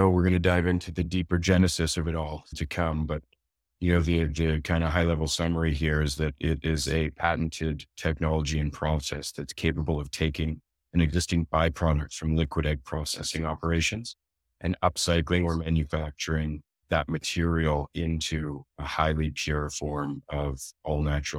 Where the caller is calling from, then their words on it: Toronto, Ontario, Canada; Toronto, Ontario, Canada.